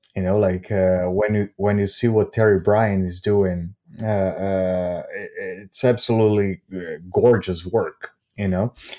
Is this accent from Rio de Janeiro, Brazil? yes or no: no; São Paulo, Brazil; moved away as an adult; also born or lived in California / New York; I went back to Brazil with this idea of, um, bringing the barbecue culture, uh, to, to São Paulo, my hometown